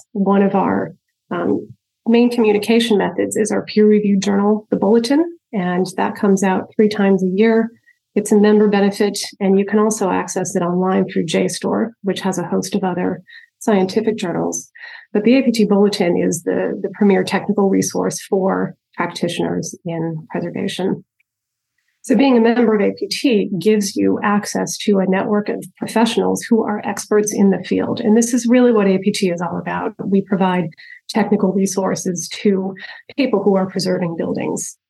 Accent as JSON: {"language": "English", "area": "just north of Albany", "region": "upstate New York", "country": "United States", "tie": "born or raised there", "said": "I grew up in upstate New York, just north of Albany"}